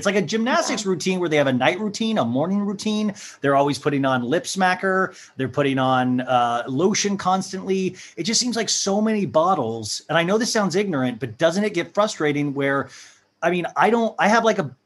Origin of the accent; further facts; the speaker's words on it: Kansas, United States; moved away; I grew up in Kansas.